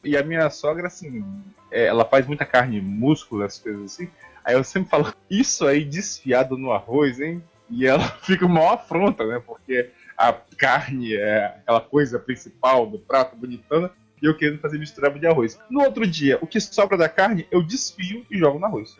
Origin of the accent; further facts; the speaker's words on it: Espírito Santo, Brazil; now in Portugal; eu sou capixaba